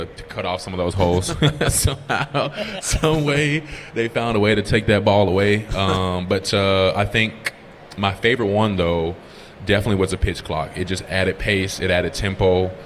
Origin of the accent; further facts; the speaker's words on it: Atlanta, Georgia, United States; I'm from Atlanta